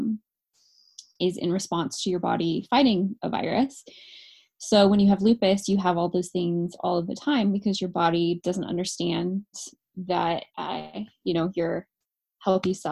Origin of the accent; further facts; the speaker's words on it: California, United States; moved away; I'm from California originally